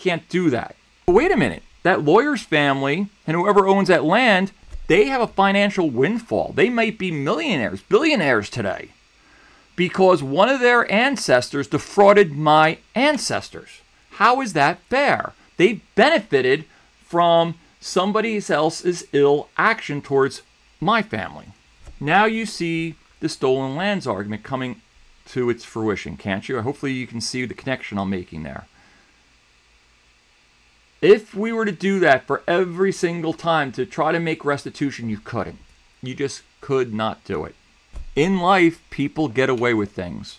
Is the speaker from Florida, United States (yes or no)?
no; New Jersey, United States; I grew up in New Jersey